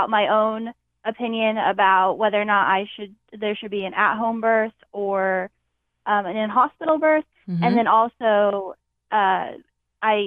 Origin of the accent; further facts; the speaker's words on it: Indiana, United States; I'm from Indiana